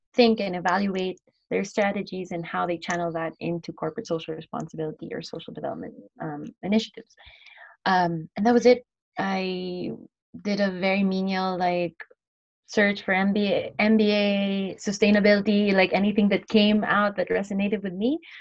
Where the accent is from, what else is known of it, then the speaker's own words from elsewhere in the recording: Philippines; moved away as an adult; also born or lived in United States / Ghana / Indonesia; now in Spain; I'm from the Philippines and I studied in the U.S.